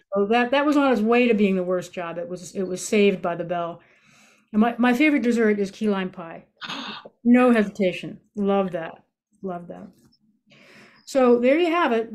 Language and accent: English; Massachusetts, United States; I grew up in Massachusetts